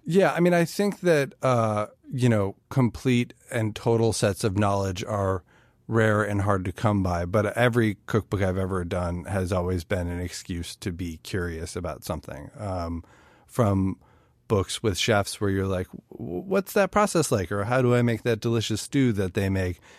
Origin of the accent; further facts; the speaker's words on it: Chicago, Illinois, United States; I'm from Chicago, which is a city with its own barbecue traditions